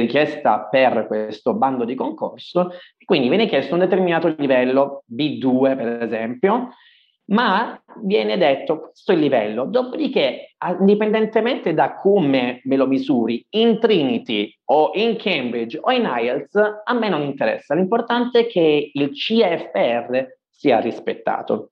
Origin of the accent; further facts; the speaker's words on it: Ireland; now in Italy; essendomi trasferito insomma da giovane in Irlanda, avendo fatto le scuole in Irlanda e così via, sono considerato madrelingua, mm-hmm. uh, proprio, sono irlandese